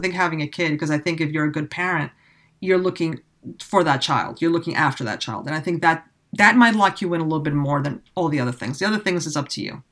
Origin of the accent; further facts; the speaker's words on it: New York City, New York, United States; moved away; I grew up in the city.